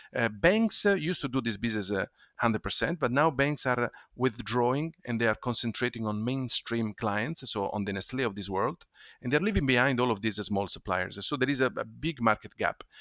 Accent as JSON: {"language": "English", "town": "Ferrara", "region": "Emilia-Romagna", "country": "Italy", "tie": "born or raised there", "also_born_or_lived": "London", "moved": "yes", "said": "my hometown, uh, Ferrara, in Italy"}